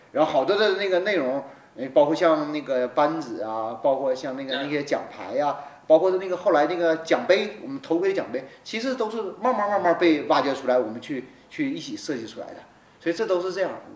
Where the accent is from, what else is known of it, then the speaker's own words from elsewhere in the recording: Benxi, Liaoning, China; 他是我家乡嘛，我是本溪人